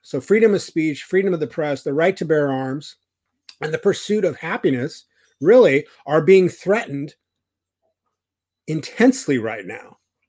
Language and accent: English; California, United States; I was raised in Orange County, California. It's very Republican. It's very right wing.